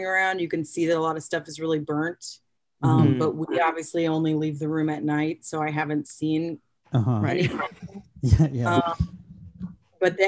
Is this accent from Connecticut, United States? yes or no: no; Los Angeles, California, United States; I am from Chatsworth